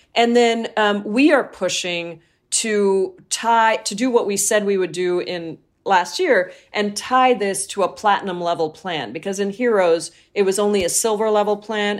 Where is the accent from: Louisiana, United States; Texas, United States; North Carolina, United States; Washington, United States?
Washington, United States; I come from Washington State